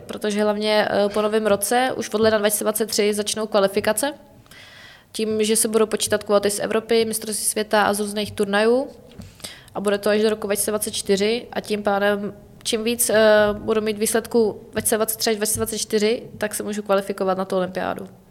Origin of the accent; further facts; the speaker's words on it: Czechia; jako Češi, jako národ